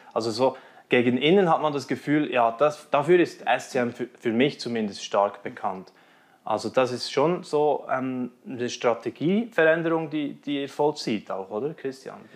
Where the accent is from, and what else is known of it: Switzerland